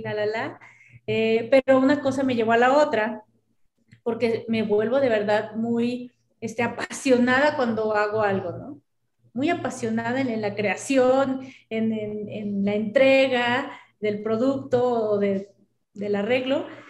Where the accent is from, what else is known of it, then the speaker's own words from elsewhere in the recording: Mexico; así somos los mexicanos